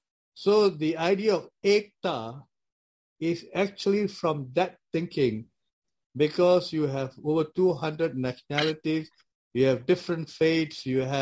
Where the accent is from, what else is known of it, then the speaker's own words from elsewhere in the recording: Malaysia; now in Wellington, New Zealand; growing up in Malaysia, I had friends who were Chinese. I had friends who were Buddhists. I had friends who were Tamils. I had friends who were Hindus. I had friends who were Christians. I went to a Christian school.